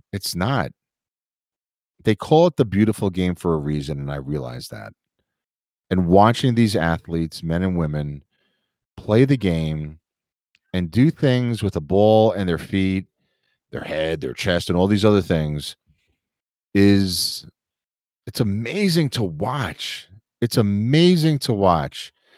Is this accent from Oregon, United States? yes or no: no; New York City, New York, United States; growing up in New York City